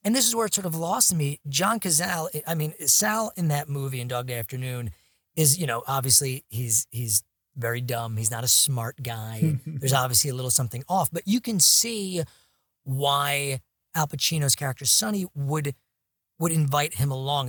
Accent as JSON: {"language": "English", "town": "New York City", "region": "New York", "country": "United States", "said": "being a New Yorker"}